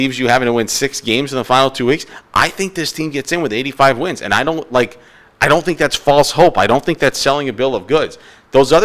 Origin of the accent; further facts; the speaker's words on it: New York, United States; I grew up in New York, and I absolutely loved Howie Rose and Gary Cohen and Ron Darling and Keith Hernandez growing up in New York